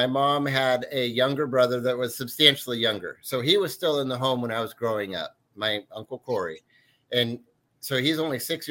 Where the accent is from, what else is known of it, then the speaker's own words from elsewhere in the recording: Mid-Valley, Oregon, United States; I grew up in the Mid-Valley